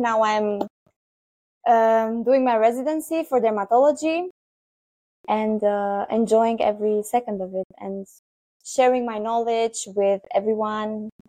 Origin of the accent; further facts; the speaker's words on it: Romania; first language Romanian; English is a second language; moved away as an adult; now in Berlin, Germany; I was born in Romania and I lived there until I was 19.